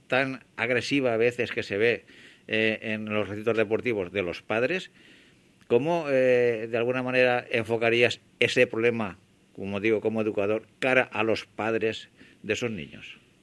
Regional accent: Valencian Community, Spain; nuestra comunidad valenciana

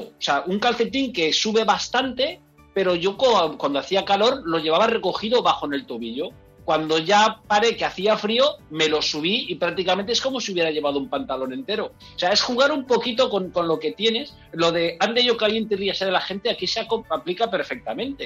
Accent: Enguera, Valencian Community, Spain; yo soy de Enguera

